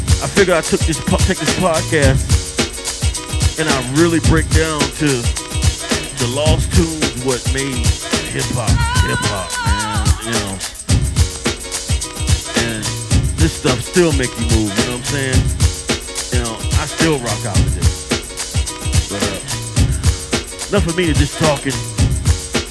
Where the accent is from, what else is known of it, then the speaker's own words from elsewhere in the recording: East Coast, United States; I grew up on the East Coast